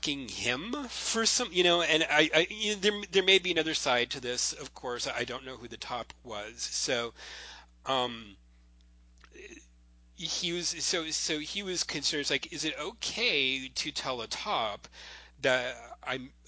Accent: Florida, United States; in high school when I grew up in Florida

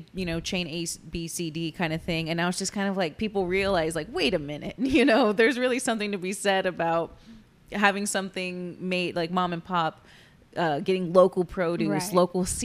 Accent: Corpus Christi, Texas, United States; born and raised in Corpus, went to school away, came back

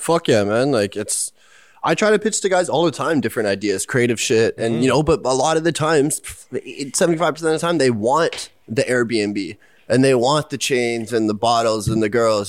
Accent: Pickering, Ontario, Canada; I grew up in Pickering. It's in the East End. Yeah, uh, like Durham region

